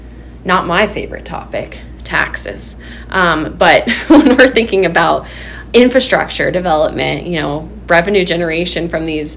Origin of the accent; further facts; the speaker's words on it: Twin Bridges, Montana, United States; When I was little, I grew up in Twin Bridges, Montana, so I'm always a little partial to Madison County